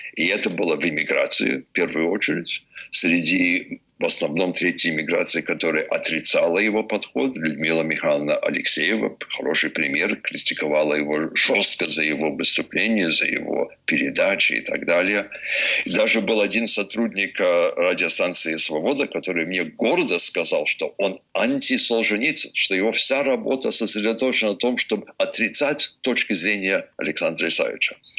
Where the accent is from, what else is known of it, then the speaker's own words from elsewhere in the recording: Vermont, United States; Russian is a second language; Вермонт, мой родной штат